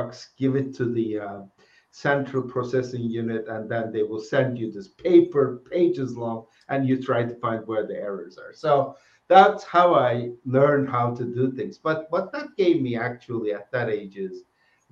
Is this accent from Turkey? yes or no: yes; Turkey; moved away as an adult; I'm originally from Turkey and did my undergraduate in Turkey at a Middle East Technical University